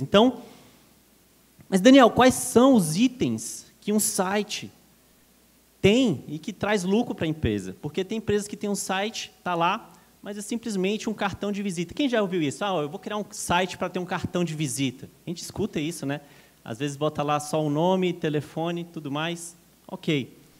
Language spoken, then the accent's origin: Portuguese; Brasília, Federal District, Brazil; now in São Paulo, Brazil; sou natural de Brasília, moro em São Paulo